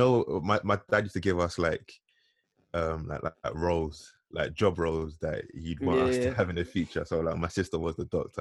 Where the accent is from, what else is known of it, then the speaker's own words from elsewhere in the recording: London, United Kingdom; we grew up in Tottenham, but yeah. my family, like, we had always like kind of moved around, but for me, Tottenham was like our most stable stage